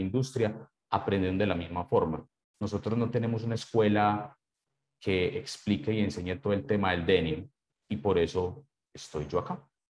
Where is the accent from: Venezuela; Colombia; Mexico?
Colombia; como buen colombiano